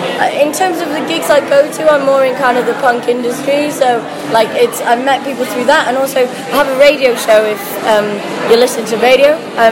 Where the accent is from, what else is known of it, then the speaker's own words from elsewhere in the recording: United Kingdom; accent: northern; in probably a northern accent.